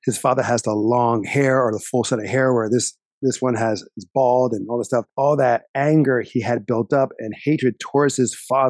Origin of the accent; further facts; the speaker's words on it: New Jersey, United States; we're from South Jersey. Philadelphia is 30 minutes away.